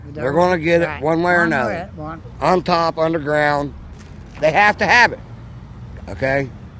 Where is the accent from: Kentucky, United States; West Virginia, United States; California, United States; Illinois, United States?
West Virginia, United States; Blair; I'm from Blair, West Virginia. The last most tranquil place on the earth. Now it ain't even on the map anymore.